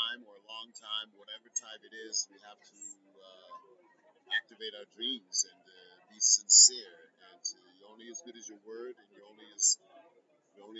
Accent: Hartford, Connecticut, United States; my hometown of Hartford, Connecticut

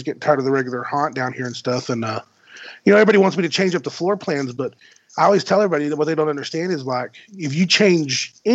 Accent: West Texas, United States; I'm from West Texas

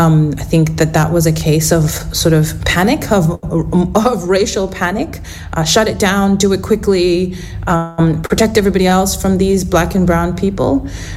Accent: South Africa; moved away as an adult; also born or lived in Western Australia; now in Australia; I'm a writer from South Africa originally.

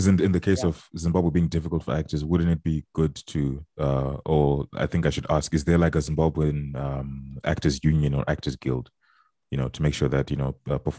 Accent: Texas, United States; as a Texan

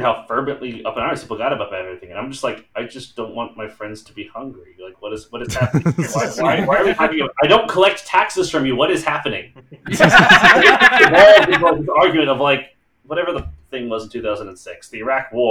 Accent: Texas, United States; I grew up in Texas where I was a minority

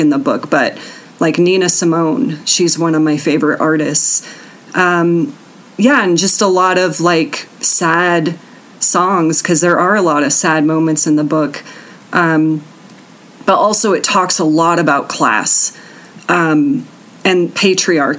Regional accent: Colorado Springs, Colorado, United States; growing up in Colorado Springs

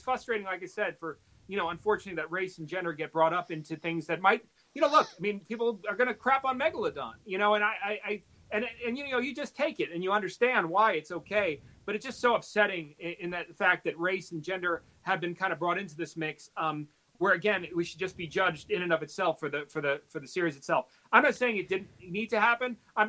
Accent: New York, United States; I grew up in New York. I was raised by my mom. She was a single mother. I was, you know, with my sister, and we were in a very extremely diverse community.

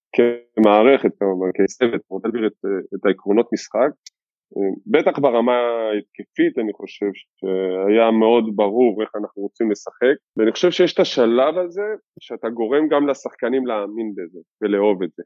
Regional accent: Givatayim, Tel Aviv District, Israel; גדלתי בגבעתיים

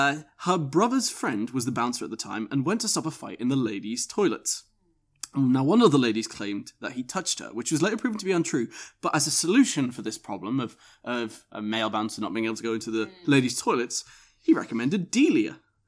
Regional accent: Northern England, United Kingdom; Sorry, I'm Northerner. Glassed. My bad.

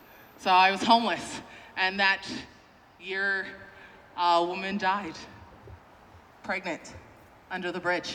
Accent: Calgary, Alberta, Canada; I'm from Calgary

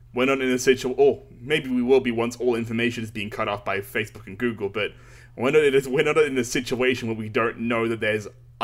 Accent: Melbourne, Victoria, Australia; We're from Melbourne.

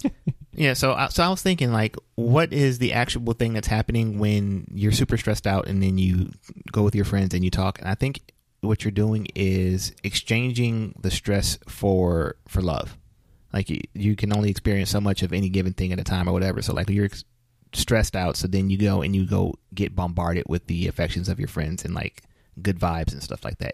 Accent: United States

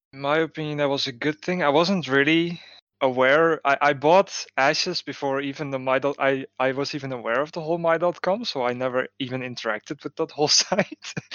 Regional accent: Netherlands; I'm from the Netherlands

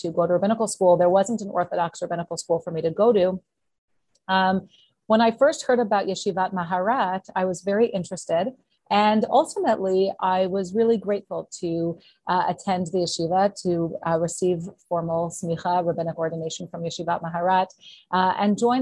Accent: Canada; also born or lived in Montreal, Quebec / Ottawa, Ontario; So I grew up in Montreal and Ottawa

